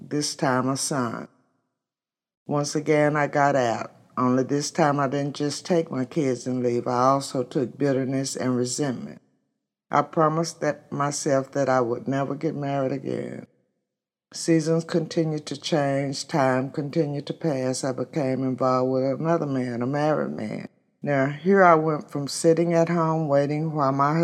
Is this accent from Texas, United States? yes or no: yes; Midland, Texas, United States; I was born in West Texas, Midland.